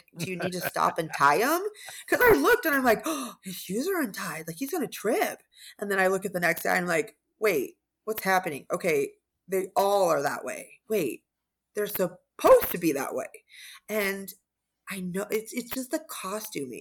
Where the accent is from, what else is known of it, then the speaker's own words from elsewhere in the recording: Arizona, United States; I'm from Arizona